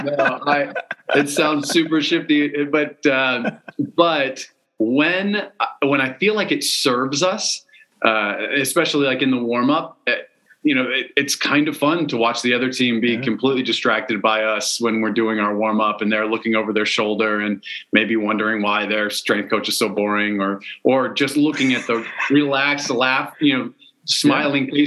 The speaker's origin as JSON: {"language": "English", "region": "East Coast of the United States", "country": "United States", "tie": "born or raised there", "also_born_or_lived": "China", "moved": "as an adult", "said": "grew up on the East Coast of the United States"}